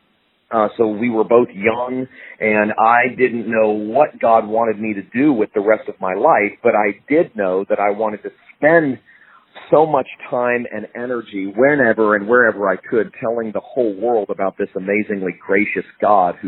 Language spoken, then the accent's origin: English; Fort Lauderdale, Florida, United States; also born or lived in Jacksonville, Florida; I was born in Jacksonville, Florida, but grew up in Fort Lauderdale, Florida